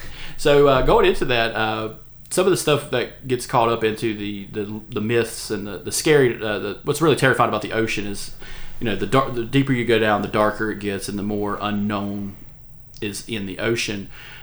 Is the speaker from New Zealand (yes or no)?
no; East Coast, United States; we associate with the Atlantic because we're from the East Coast